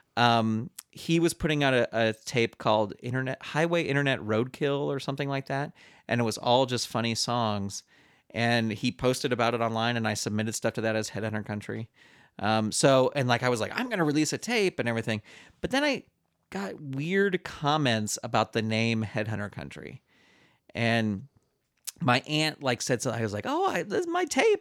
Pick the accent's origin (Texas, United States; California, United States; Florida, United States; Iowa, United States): California, United States; San Francisco Bay Area; I grew up in the San Francisco Bay Area